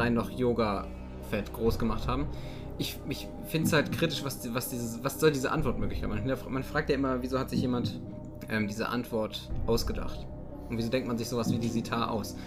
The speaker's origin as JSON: {"language": "German", "town": "Cochem", "region": "Rhineland-Palatinate", "country": "Germany", "said": "ich komme aus Kochen, das wird mit C am Anfang geschrieben"}